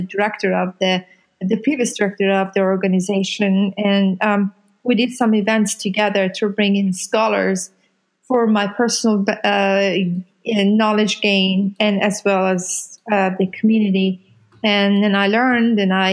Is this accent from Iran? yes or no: yes; Iran; now in Louisville, United States; I am from Iran, and I am a Muslim